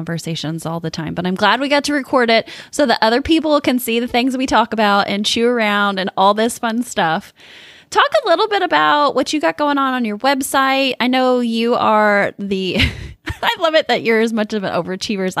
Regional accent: Midwest, United States; growing up in the Midwest

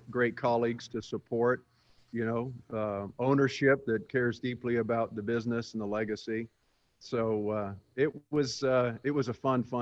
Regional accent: England, United Kingdom; born there; I was born in England, uh

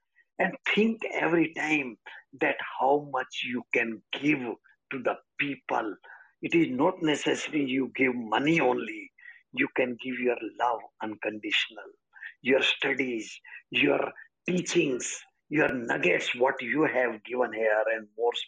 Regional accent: India; I'm life coach from India

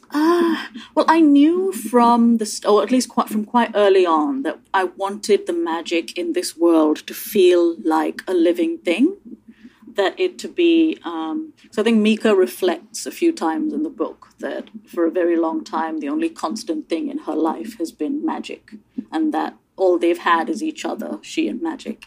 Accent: India; now in United Kingdom; I grew up in India I'm now British

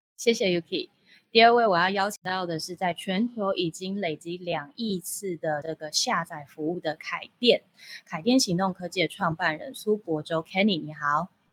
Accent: Taiwan; 我们台湾人最喜欢就是到处旅游了

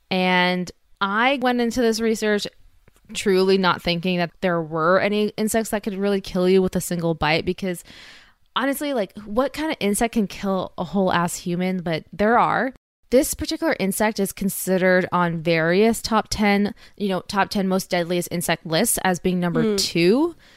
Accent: California, United States; we are from California

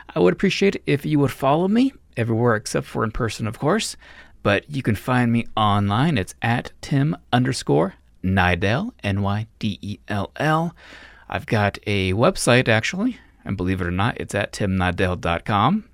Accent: Reno, Nevada, United States; I'm from Reno, Nevada, so gambling was everywhere

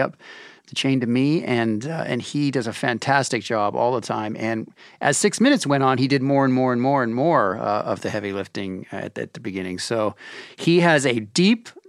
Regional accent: Canada; I'm Canadian

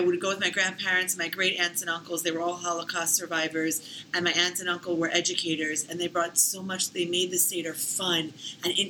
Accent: Philadelphia, Pennsylvania, United States; I was born in Northeast Philly and then raised in the suburbs.

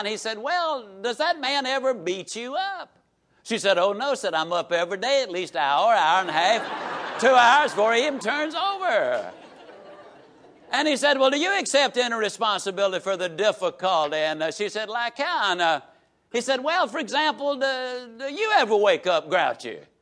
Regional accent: Yazoo City, Mississippi, United States; I can tease about my hometown because it has been so productive

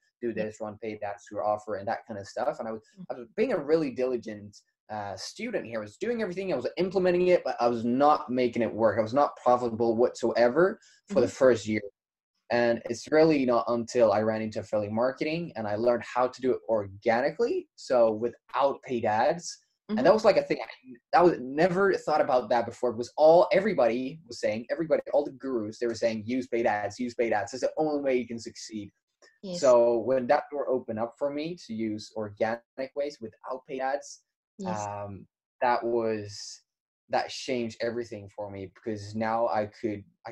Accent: Sweden; moved away as an adult; also born or lived in United States; I'm from Sweden.

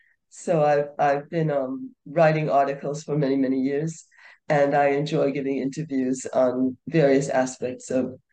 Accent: New York City, New York, United States; moved away as an adult; also born or lived in England; now in India; I was born in New York City

